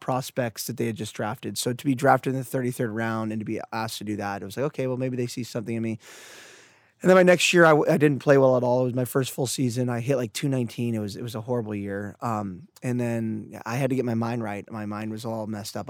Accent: Santa Cruz, California, United States; I grew up in Santa Cruz here

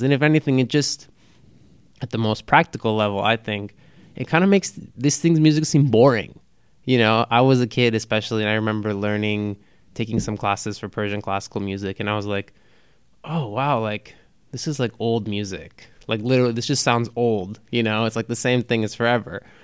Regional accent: Los Angeles, California, United States; growing up in Los Angeles

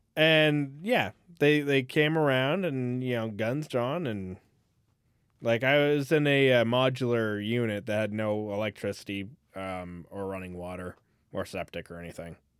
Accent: California, United States; moved away; I grew up in California

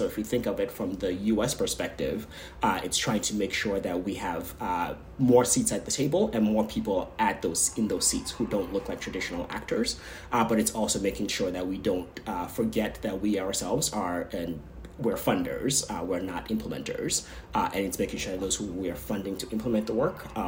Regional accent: Nigeria; moved away; I, as a Nigerian person

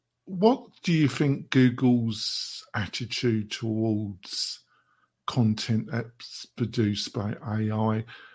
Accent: England, United Kingdom; Sorry, I do this hopefully because I'm English. I like my quick one-liners.

